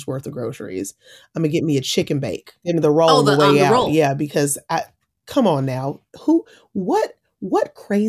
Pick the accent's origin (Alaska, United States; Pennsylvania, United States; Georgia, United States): Georgia, United States; Atlanta; moved away as an adult; also born or lived in London; I actually grew up in Atlanta